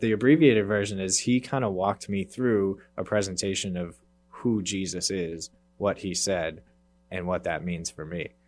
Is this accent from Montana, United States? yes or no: no; Worcester, Massachusetts, United States; I grew up in Worcester, actually, so not quite in the Boston area, but, uh, local enough, and I grew up there